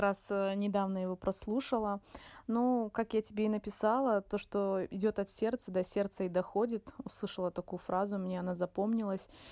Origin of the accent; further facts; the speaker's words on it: a small town near Surgut, Khanty-Mansi Autonomous Okrug, Russia; moved away as an adult; also born or lived in Izberbash, Dagestan / Moscow; now in Makhachkala, Russia; я родилась в Сбербаше и жила здесь не так долго, ходила в садик. Ну, ходила в садик я в селе, у бабули. И мои родители переехали на север. Э, это город рядом с Сургутом, такой небольшой